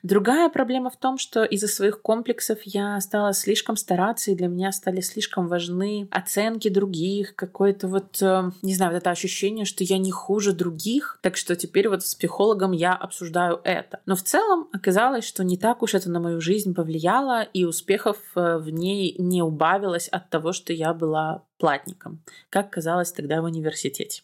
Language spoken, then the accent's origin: Russian; Belarus; я как белоруска